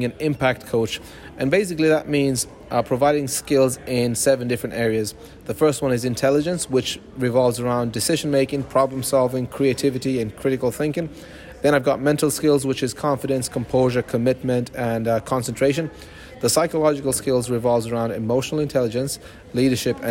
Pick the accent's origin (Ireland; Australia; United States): Ireland; now in Austria; Ireland, 100%. I'm Irish.